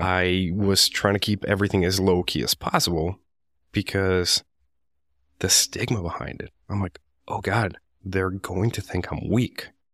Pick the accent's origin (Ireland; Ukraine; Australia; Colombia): Colombia; Medellin, Antioquia; English is a second language; now in United States; I was born and raised in Medellin, Colombia